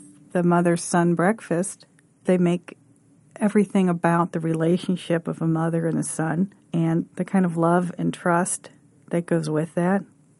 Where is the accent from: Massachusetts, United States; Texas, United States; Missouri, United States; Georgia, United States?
Missouri, United States; St. Louis; I am from St. Louis.